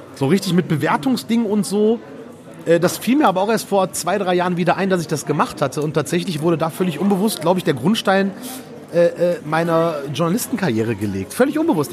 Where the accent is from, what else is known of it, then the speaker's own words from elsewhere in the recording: Erkrath, North Rhine-Westphalia, Germany; Ich wohne ja immer noch in dem Dorf, wo ich groß geworden bin. Vielleicht Erkrad?